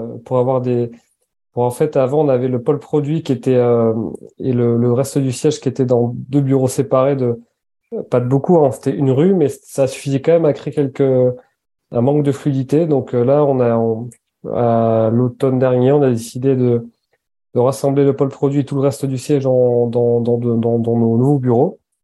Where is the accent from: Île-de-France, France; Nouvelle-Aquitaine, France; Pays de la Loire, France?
Nouvelle-Aquitaine, France; Basque Country; moved away; also born or lived in Annecy / near Paris; Enfin, j'ai grandi sept ans au Pays basque.